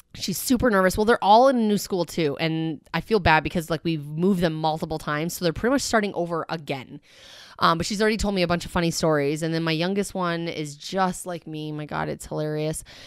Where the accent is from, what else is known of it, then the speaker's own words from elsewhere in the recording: Canada; I'm Canadian. It's, like, in my blood, I'm a Canadian citizen